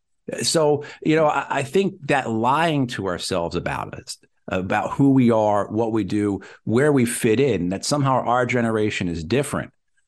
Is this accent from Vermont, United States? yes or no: no; New Jersey, United States; also born or lived in New York; So I'm old enough, you know, I grew up in New Jersey, New York, in Channel 5, Channel 9, Channel 11.